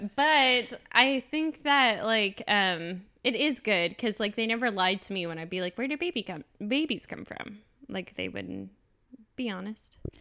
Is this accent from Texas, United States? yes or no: yes; Texas, United States; accent: Texas; moved away; My Texas accent